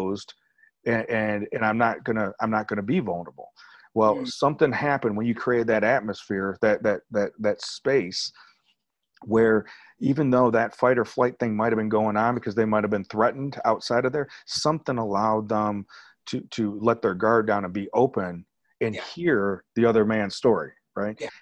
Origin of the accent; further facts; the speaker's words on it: Rockford, Illinois, United States; That's where I was born too.